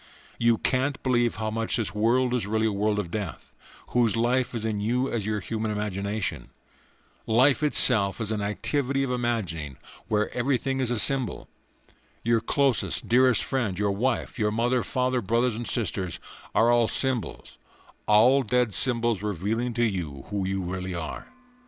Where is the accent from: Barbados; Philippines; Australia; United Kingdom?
Barbados; born there; I have experienced a physical birth, for I was born in Barbados, and just as you, I know the limitations of the flesh.